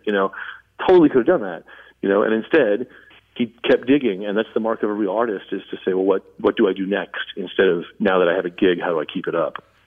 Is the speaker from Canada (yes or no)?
no; Southern California, United States; I grew up in Southern California